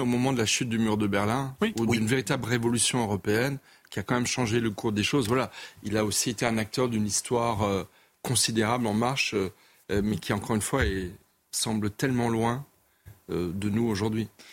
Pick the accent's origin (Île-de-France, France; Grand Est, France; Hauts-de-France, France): Grand Est, France; Colmar; je suis alsacien, colmarien, donc je connais bien les Vosges